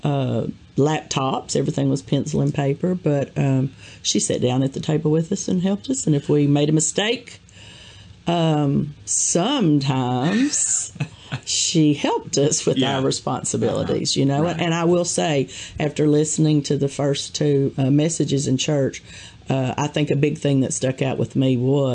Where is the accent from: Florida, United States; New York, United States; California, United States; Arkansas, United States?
Arkansas, United States; Jonesboro; I was born and raised in Jonesboro, Arkansas